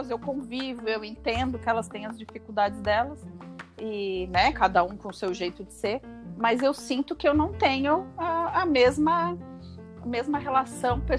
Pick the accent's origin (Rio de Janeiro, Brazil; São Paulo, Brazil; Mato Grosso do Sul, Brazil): São Paulo, Brazil; moved away; depois de tanto tempo assim fora do meu habitat, é, já faz 15 anos, né, uhum. que eu uhum. saí de São Paulo.